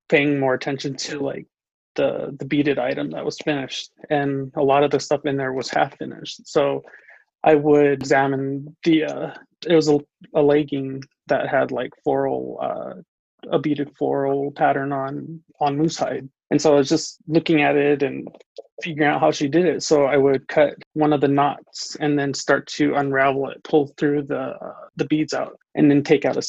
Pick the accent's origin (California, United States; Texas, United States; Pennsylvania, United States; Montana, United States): Montana, United States; Crow Indian Reservation, Lodge Grass; I was born and raised here on the Crow Indian Reservation out here in La Trace, Montana